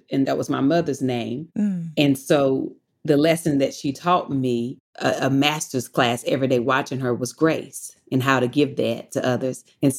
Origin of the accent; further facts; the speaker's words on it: North Carolina, United States; now in Los Angeles, United States; I'm from North Carolina